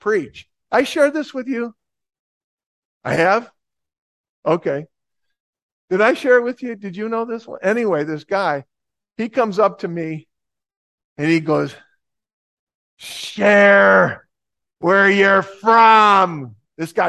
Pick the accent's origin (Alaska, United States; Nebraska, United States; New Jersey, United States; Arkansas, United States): New Jersey, United States; Plainfield; I'm from Plainfield, New Jersey